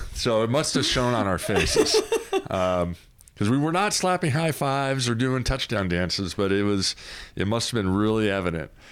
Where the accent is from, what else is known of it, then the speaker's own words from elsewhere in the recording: Southern California, United States; moved away as an adult; also born or lived in Sacramento, California; now in Cameron Park, United States; I grew up in Southern California and, uh, came to, uh, Sacramento